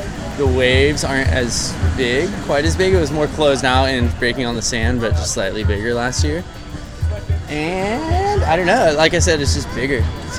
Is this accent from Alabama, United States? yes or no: no; Costa Mesa, California, United States; I'm from Costa Mesa.